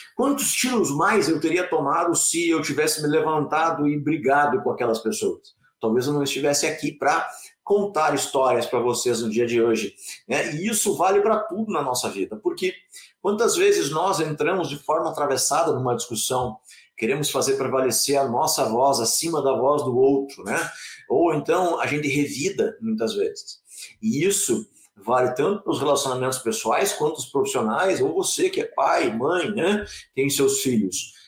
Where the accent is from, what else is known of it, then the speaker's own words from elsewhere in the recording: interior of Rio Grande do Sul, Brazil; moved away as an adult; also born or lived in Porto Alegre / Joaçaba; eu sou gaúcho do interior do Rio Grande do Sul